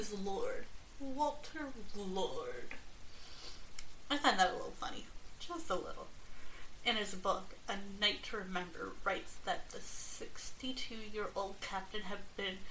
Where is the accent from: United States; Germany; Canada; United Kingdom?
United Kingdom; I am British